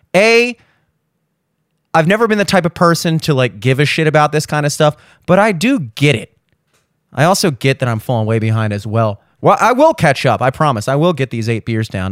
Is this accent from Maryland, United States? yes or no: yes; Baltimore, Maryland, United States; I grew up in Maryland, Baltimore area